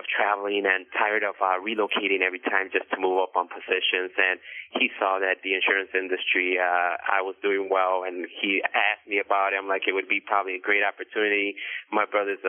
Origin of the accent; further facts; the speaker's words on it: Chicago, Illinois, United States; I was born and raised in Chicago